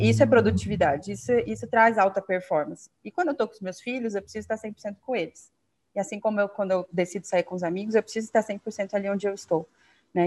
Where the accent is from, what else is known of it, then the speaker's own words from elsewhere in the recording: Curitiba, Paraná, Brazil; also born or lived in Rio Branco, Acre; eu moro em Curitiba já tem, ai, próximo, vai fazer quase 30 anos já, mas eu sou do Acre, de Rio Branco, da capital cresci aqui